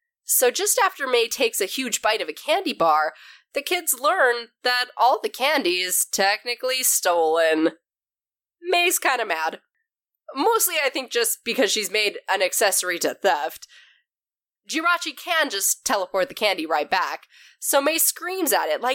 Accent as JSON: {"language": "English", "country": "Canada", "tie": "born or raised there", "said": "growing up in Canada, I was always surrounded by French"}